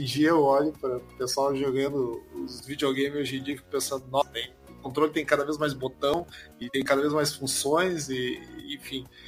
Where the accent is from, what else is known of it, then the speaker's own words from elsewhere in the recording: Porto Alegre, Rio Grande do Sul, Brazil; a gente é de Porto Alegre